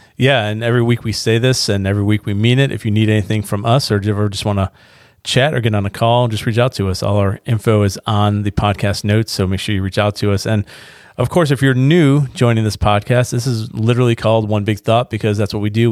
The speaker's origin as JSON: {"language": "English", "town": "Niagara Falls", "region": "New York", "country": "United States", "moved": "yes", "lives_now": "North Carolina, United States", "said": "I'm from Niagara Falls"}